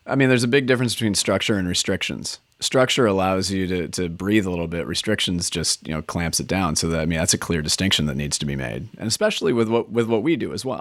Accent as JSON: {"language": "English", "region": "Minnesota", "country": "United States", "tie": "born or raised there", "also_born_or_lived": "Edina, Minnesota", "moved": "as an adult", "lives_now": "Oregon, United States", "said": "As a native Minnesotan myself"}